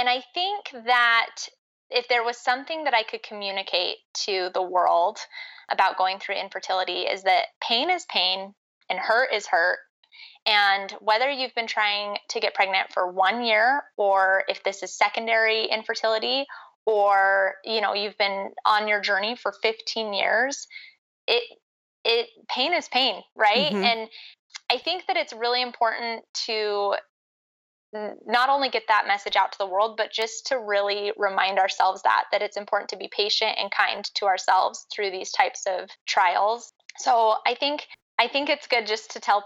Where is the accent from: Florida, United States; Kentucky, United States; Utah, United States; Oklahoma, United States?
Utah, United States; I grew up in Utah County, and I've lived in Utah pretty much my whole life.